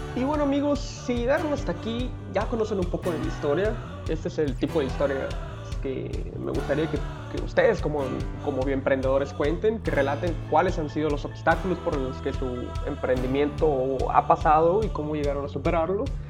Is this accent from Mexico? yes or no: yes; La Paz, Baja California Sur, Mexico; soy originario de La Paz, California